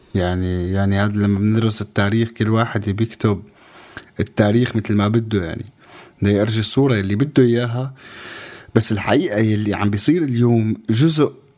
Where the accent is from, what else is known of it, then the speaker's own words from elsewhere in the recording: Syria; كسوري كشعب سوري